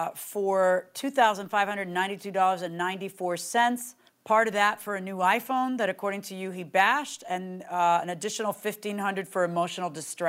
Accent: New York City, New York, United States; Oh, I was born in Astoria.

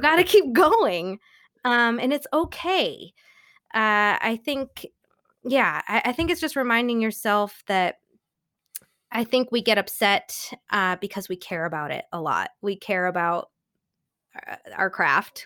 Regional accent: New York, United States; SUNY school, I'm from New York

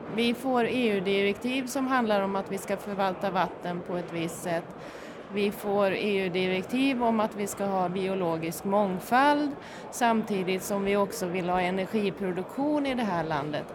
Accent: near Orsa, Dalarna County, Sweden; Och uppe i Orsa som eh, ligger i närheten där jag kommer ifrån

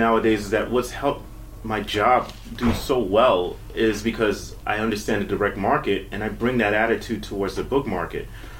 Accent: New York City, New York, United States; I'm from here. I'm from the Bronx, born and raised.

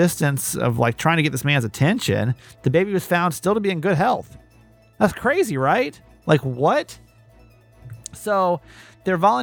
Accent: Maryland, United States; a Maryland feel good story today. This is my hometown.

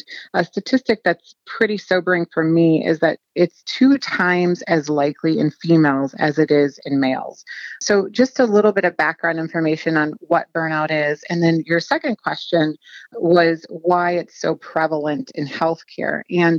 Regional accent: Ohio, United States; I would say I'm from Southern Ohio, but have kind of been all over the place, trained in Atlanta and in New York.

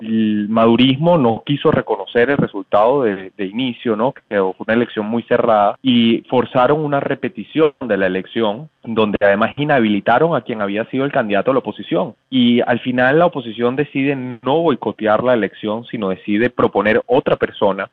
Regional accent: Venezuela; en mi país

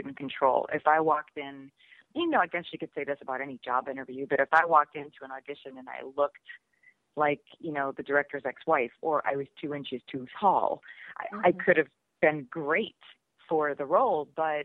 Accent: just outside of Pittsburgh, Western Pennsylvania, United States; moved away as an adult; also born or lived in New York; I was doing local commercials and things like that in my hometown in Western Pennsylvania

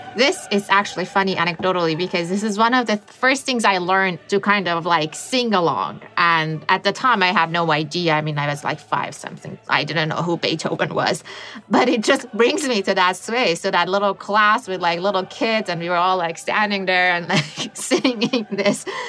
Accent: Iran; moved away; I grew up in the Middle East

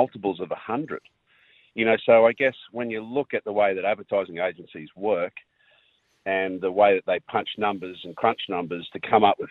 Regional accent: Queensland, Australia; as a Queenslander

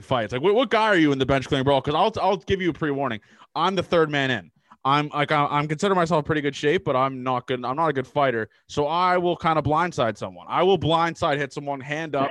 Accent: Canada; growing up in Canada

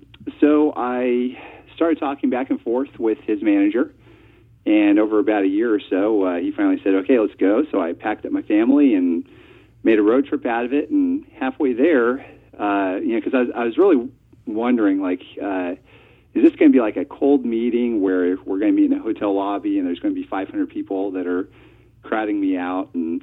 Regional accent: Texas, United States; I'm actually from Texas, and I'm a web developer by trade.

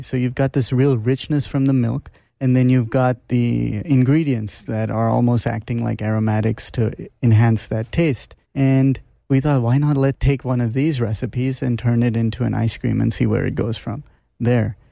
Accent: Mumbai, Maharashtra, India; moved away; also born or lived in Toronto, Canada; I grew up in Bombay, India, although I was born in Toronto, Canada, but At age three, I was in Bombay

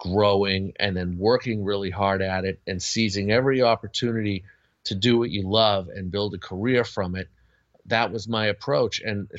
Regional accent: Boston, Massachusetts, United States; I grew up in the Boston area, and Gene was local, of course, to the area

